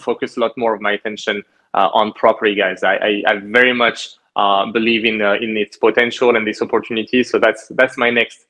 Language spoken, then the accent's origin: English; France; moved away as an adult; also born or lived in Canada; now in Halifax, Canada; I grew up in France, and at the end of my MBA, I had the opportunity to come back to Canada.